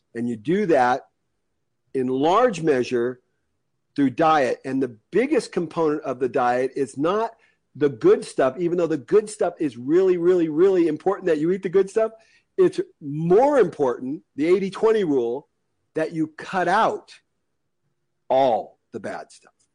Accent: United States; I'm an American. I'm very lucky to be an American.

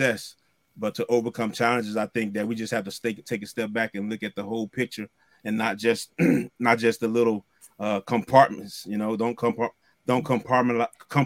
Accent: Mississippi, United States; now in Virginia, United States; being raised in Mississippi, I'm used to the culture, the Southern culture

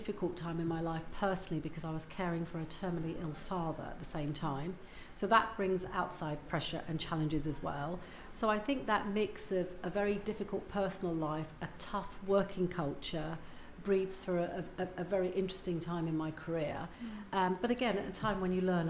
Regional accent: Leicester, East Midlands, United Kingdom; born or raised there; also born or lived in Uganda

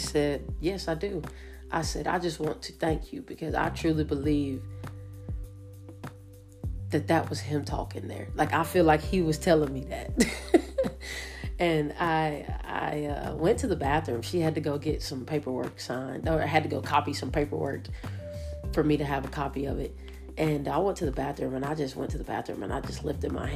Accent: Roanoke, Alabama, United States; I'm from Roanoke, Alabama, small time coach

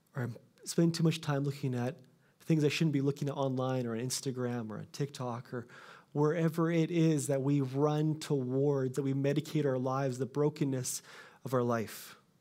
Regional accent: Canada; I'm Canadian

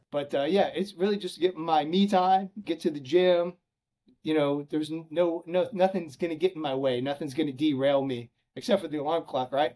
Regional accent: Chicago, Illinois, United States; I'm from Chicago, so I went to a small school north of Chicago called uh, Lake Forest College

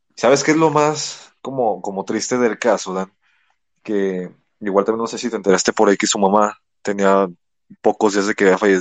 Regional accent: Mexico; como mexicanos

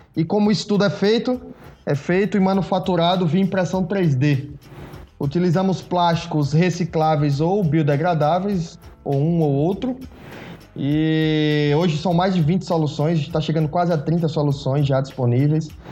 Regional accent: Natal, Rio Grande do Norte, Brazil; also born or lived in Pernambuco; Me formei em Natal, Rio Grande do Norte. Foi onde eu me criei maior parte do tempo aí, maior parte da minha vida foi lá.

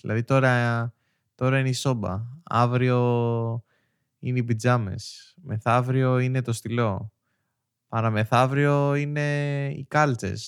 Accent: Greece; ως Έλληνες

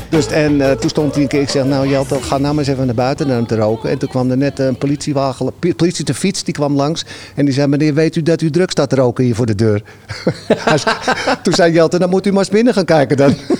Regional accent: Amsterdam, North Holland, Netherlands; now in Halsteren, Netherlands; ik kom uit Amsterdam-Noord, maar ik heb een tijdje in Oost gewoond

